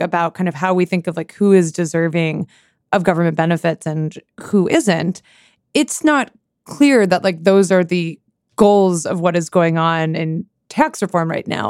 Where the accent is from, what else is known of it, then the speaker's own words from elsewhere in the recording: Sammamish, Washington, United States; now in Washington, D.C., United States; this tiny suburb I grew in, uh, grew up in, it's called Sammamish, Washington.